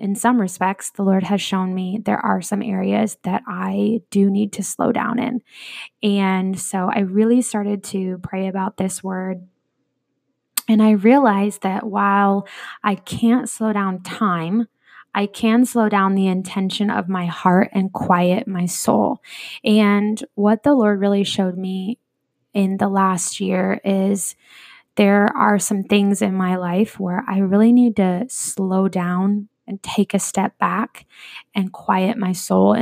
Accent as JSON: {"language": "English", "region": "Iowa", "country": "United States", "tie": "born or raised there", "also_born_or_lived": "California / Phoenix metro area", "moved": "yes", "lives_now": "Phoenix, United States", "said": "I was born in California, raised in Iowa"}